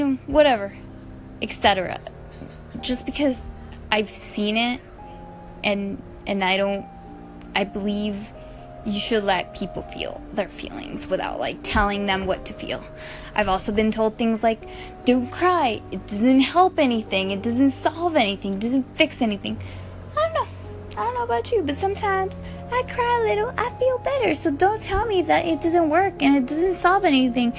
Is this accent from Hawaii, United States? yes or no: no; Compton, California, United States; I was from Compton